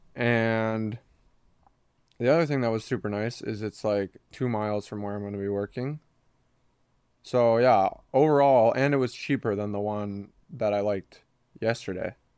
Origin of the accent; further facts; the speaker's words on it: Minnesota, United States; now in Kansas City, United States; we're from Minnesota